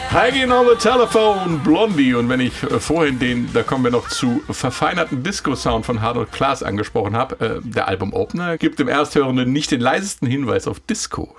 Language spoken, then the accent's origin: German; Hesse, Germany; als Hesse